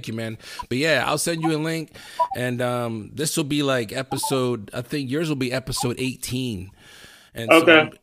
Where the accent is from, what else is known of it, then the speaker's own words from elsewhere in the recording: Lancaster, Pennsylvania, United States; I grew up in Lancaster